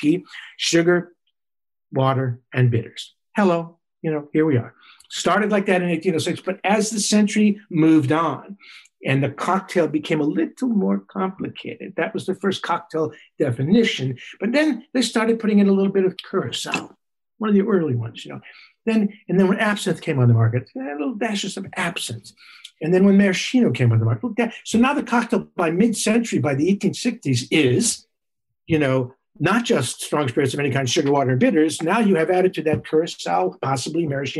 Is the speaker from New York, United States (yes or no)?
yes; New York, United States; I'm a New Yorker